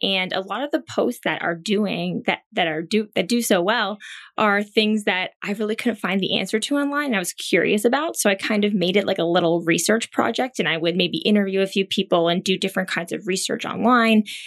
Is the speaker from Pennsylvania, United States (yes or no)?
yes; Pennsylvania, United States; moved away as an adult; also born or lived in Thailand; now in New York, United States; where I grew up in Pennsylvania